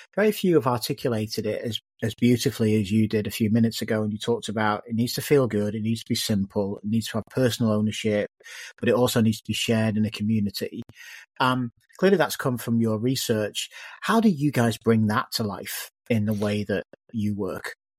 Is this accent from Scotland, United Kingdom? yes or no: no; the Northwest, North West England, United Kingdom; I was growing up in the Northwest